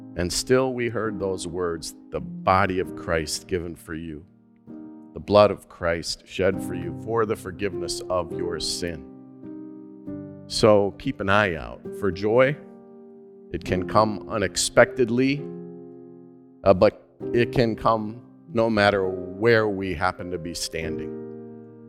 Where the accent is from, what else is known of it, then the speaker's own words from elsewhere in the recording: Minnesota, United States; also born or lived in Alaska; my home state